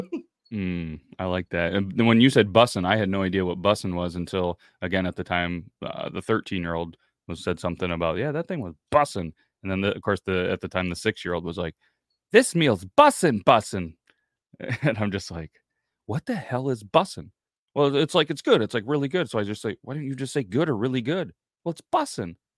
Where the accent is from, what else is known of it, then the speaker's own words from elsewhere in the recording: United States; as an American